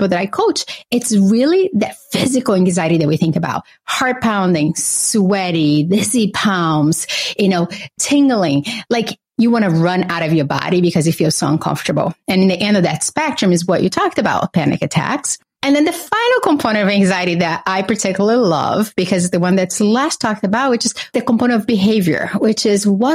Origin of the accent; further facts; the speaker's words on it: Brazil; now in Boston, United States; I grew up in Brazil with a single mother